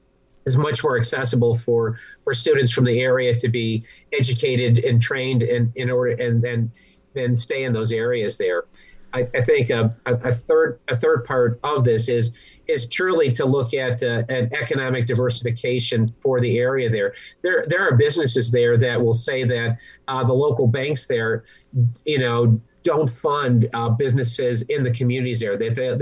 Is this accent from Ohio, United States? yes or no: yes; Cleveland, Ohio, United States; moved away; I come from a steel town, Cleveland, Ohio